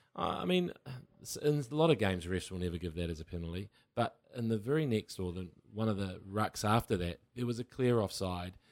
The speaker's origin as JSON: {"language": "English", "region": "Waikato", "country": "New Zealand", "tie": "born or raised there", "said": "I grew up in the Waikato where people would just ring cowbells"}